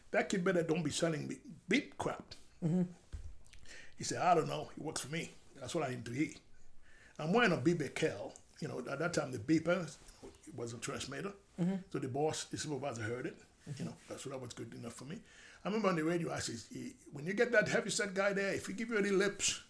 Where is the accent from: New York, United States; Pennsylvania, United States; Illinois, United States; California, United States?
New York, United States; English is a second language; this basic Spanish, which I learned in the street growing up in Washington Heights.